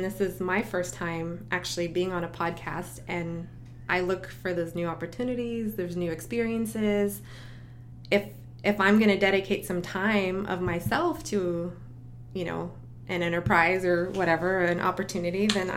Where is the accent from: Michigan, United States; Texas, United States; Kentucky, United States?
Texas, United States; El Paso; moved away as an adult; now in Orlando, United States; I grew up in El Paso, Texas